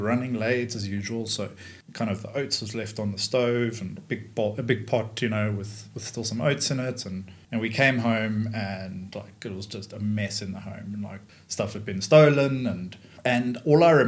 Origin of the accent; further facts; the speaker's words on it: Johannesburg, Gauteng, South Africa; first language English; moved away; also born or lived in London; I grew up in Johannesburg